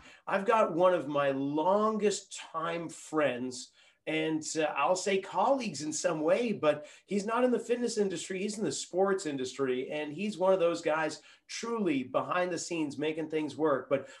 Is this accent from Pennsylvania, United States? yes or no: no; Reading, Massachusetts, United States; Joe and I, we grew up in Reading, Massachusetts, where two of the main thoroughfares outside of Boston intersect, maybe about a 20-minute drive into the city, one of those little suburbs.